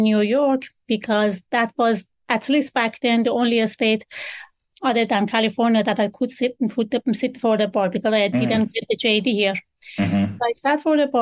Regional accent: Iran; English is a second language; moved away as an adult; now in United States; I was born actually in Iran, and I studied law back home

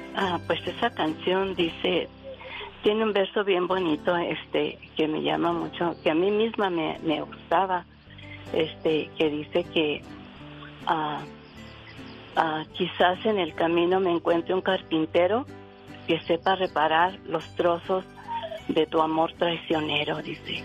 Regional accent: Ciudad Juárez, Chihuahua, Mexico; also born or lived in Torreón, Coahuila; me crié en Juárez, en Ciudad Juárez, Chihuahua

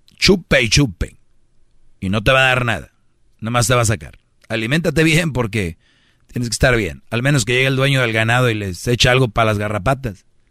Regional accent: Monterrey, Nuevo León, Mexico; Yo soy de Monterrey

